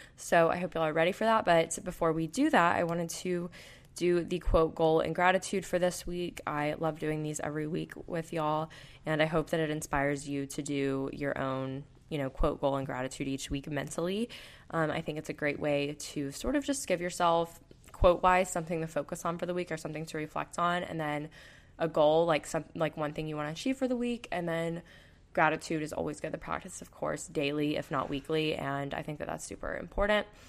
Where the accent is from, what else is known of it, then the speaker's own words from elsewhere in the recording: Panama City Beach, Florida, United States; moved away; I'm from Panama City Beach, Florida, so that's where I'm going home